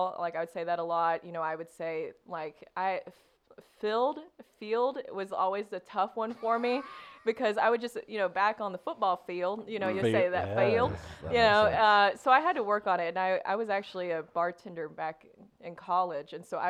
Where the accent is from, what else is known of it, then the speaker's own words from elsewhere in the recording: the South, United States; accent: Southern; I worked so hard to get rid of my Southern accent.